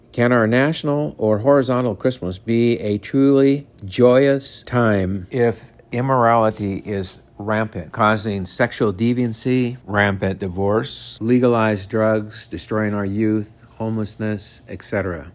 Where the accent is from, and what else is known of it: United States